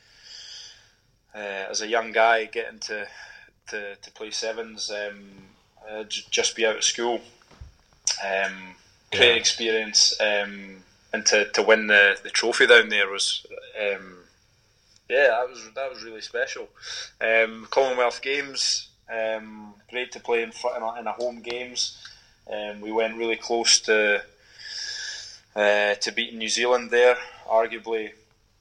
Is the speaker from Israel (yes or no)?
no; the Borders, Scotland, United Kingdom; growing up in the Borders, I played a lot of sevens down there